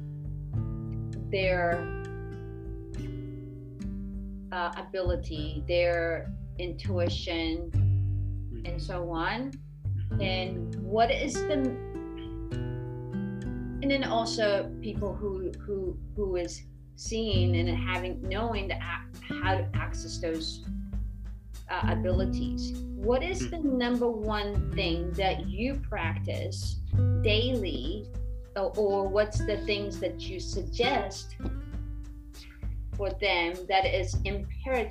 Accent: Japan; I was born in Japan and raised in Japan

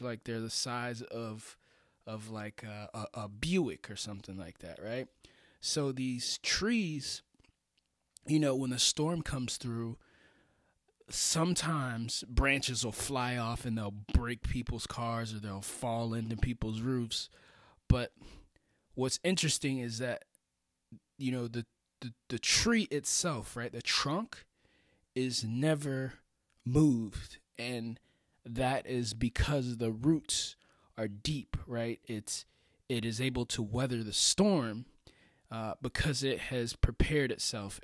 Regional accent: Florida, United States; I'm from Florida. That's where I grew up

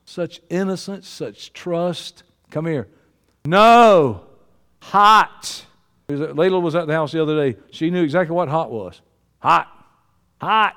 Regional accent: Georgia, United States; I'm from Georgia

